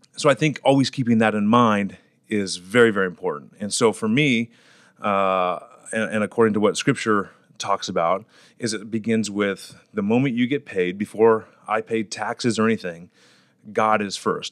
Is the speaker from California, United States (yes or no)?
yes; Fresno, California, United States; I'm born and raised in Fresno, California.